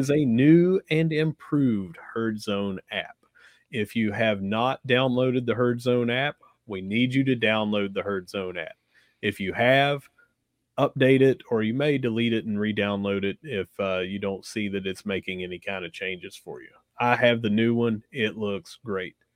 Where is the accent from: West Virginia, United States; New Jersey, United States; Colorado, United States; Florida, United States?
West Virginia, United States; Gilbert; growing up where I grew up in Gilbert, if you played soccer, you probably got beat up